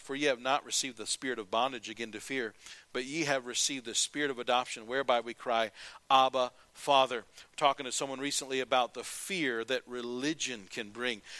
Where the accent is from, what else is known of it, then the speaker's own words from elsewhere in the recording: United States; I'm an American